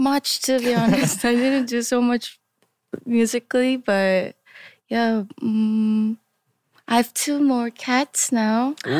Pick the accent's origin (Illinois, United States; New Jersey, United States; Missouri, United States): New Jersey, United States; moved away as an adult; My whole family moved there when I was 10 and they're still there and I… Kind of moved out and live by myself here.